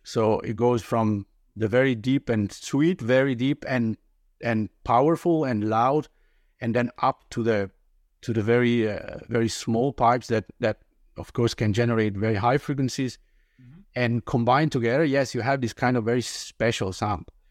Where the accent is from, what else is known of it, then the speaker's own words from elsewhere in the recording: Italy; English is a second language; moved away as an adult; now in Denmark; today I'm 46, living in Denmark. That is not my native country. I I'm originally from Italy